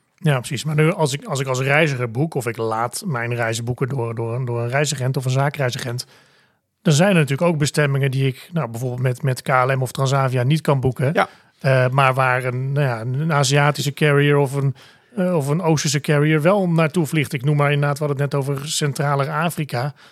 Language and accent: Dutch; Netherlands; zijn wij Nederlanders